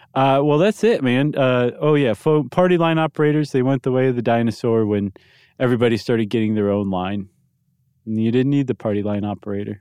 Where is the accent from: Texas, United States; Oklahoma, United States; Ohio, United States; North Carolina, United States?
Ohio, United States; Toledo; growing up in Toledo